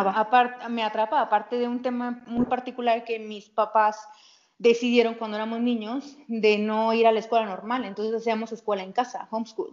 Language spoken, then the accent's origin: Spanish; Tampico, Tamaulipas, Mexico; moved away; also born or lived in Italy / San Cristóbal de las Casas; Yo crecí, yo nací en Tamaulipas, en, en Tampico